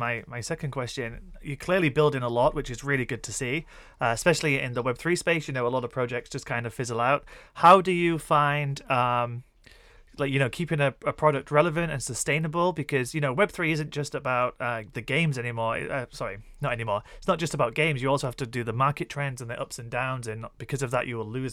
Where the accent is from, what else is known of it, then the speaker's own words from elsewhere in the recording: Yorkshire and the Humber, United Kingdom; accent: Yorkshire; my Yorkshire accent comes out